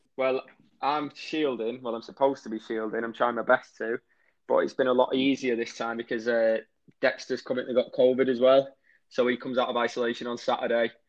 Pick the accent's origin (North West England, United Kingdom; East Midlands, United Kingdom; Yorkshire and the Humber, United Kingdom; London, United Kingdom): North West England, United Kingdom; Warrington; I was born in Warrington, which is a town, if you don't know, right in between Manchester and Liverpool, and that's where we live now.